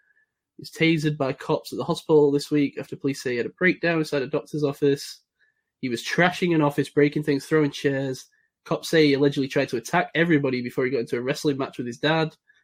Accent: England, United Kingdom; I'm English, fine. Yeah, I'm culturally English

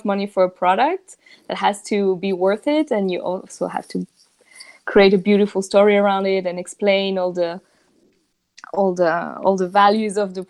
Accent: southern France, France; English is a second language; moved away as an adult; also born or lived in Japan / Switzerland / Germany / Spain; now in Barcelona, Spain; I grew up in the south of France. So I'm not from Paris

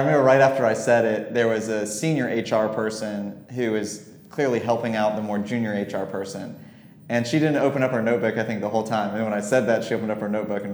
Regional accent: Florida, United States; moved away as an adult; also born or lived in Virginia / Washington, District of Columbia, United States; now in Charlotte, United States; I grew up in Florida, went to school at Washington and Lee in Virginia, moved to DC after

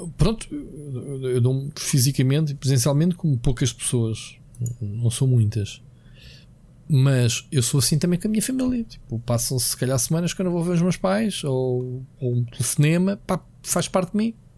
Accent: Queluz, Lisbon, Portugal; Queluz, que foi onde eu cresci

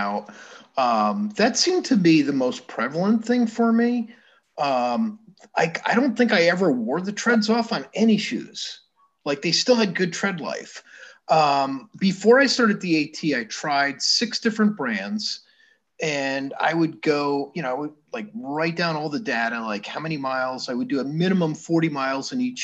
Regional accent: Shokan, New York, United States; now in Florida, United States; When I lived in upstate New York, I was from the Catskills. And, you know, I had a friend I would call, our hometown was Shokan.

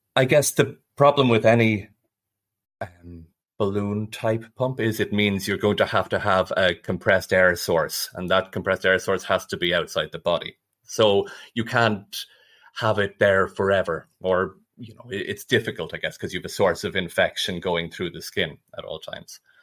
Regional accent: Ireland; moved away as an adult; also born or lived in Dublin / Nottingham; now in Zurich, Switzerland; I'm originally from Ireland

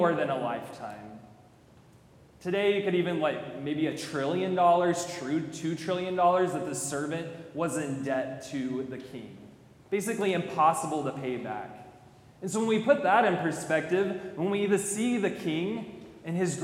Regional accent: College Station, Texas, United States; I'm from College Station

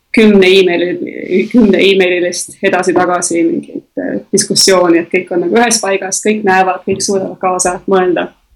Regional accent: Tallinn, Harju County, Estonia; moved away; ma olen Tallinnas sündinud ja kasvanud

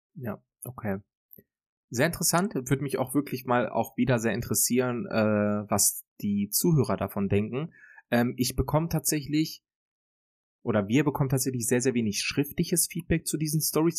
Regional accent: Germany; dann würde ich mich, glaube ich, tatsächlich für mein Heimatland entscheiden

